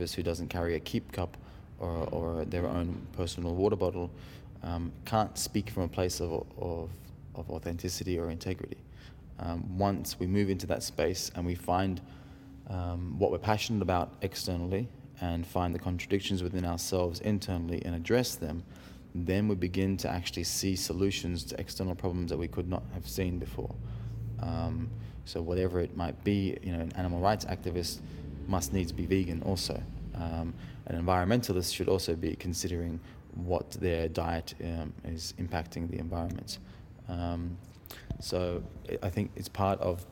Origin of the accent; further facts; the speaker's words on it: India; The reason I was born in India was because both of my parents were refugees from Iran to India